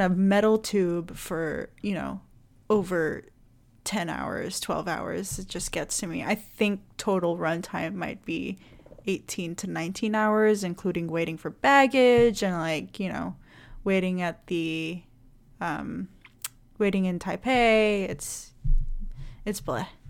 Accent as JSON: {"language": "English", "country": "Indonesia", "moved": "yes", "said": "I'm from Indonesia"}